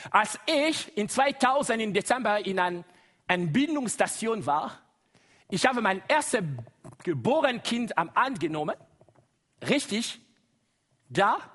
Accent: DR Congo; first language Lingala; German is a second language; Das ist Lingala, meine Muttersprache. Wie? Ihr kann das schon bemerken. Ursprünglich, ich komme aus dem Kongo.

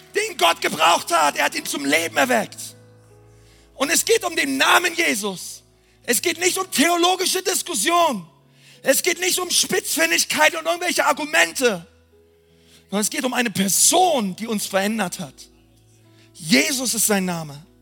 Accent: Berlin, Germany; Ich bin Berliner

